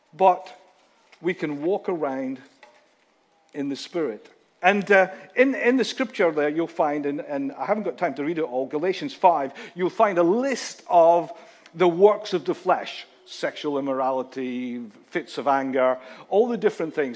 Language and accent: English; Scotland, United Kingdom; a Scotsman